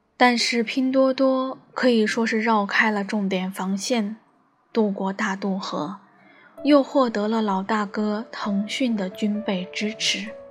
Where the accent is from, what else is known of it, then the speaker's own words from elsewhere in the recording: Shanghai, China; 我也是个土生土长的上海人